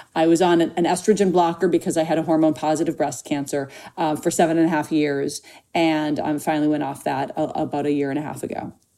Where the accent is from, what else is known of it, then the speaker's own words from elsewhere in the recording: Minnesota, United States; now in Los Angeles, United States; when I was growing up in Minnesota